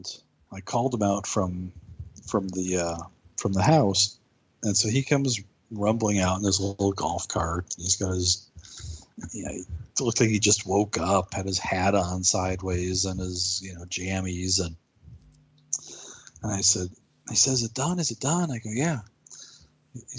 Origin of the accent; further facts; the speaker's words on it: United States; I'm an American guy.